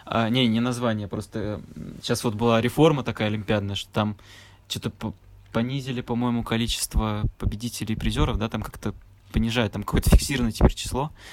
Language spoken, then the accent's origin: Russian; Nizhny Novgorod, Nizhny Novgorod Oblast, Russia; moved away; я, получается, из Нижнего Новгорода